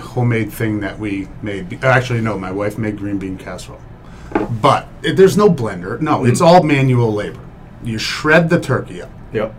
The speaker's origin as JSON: {"language": "English", "region": "Iowa", "country": "United States", "tie": "born or raised there", "moved": "yes", "said": "You know, I was born in Iowa. We're very fancy people out there."}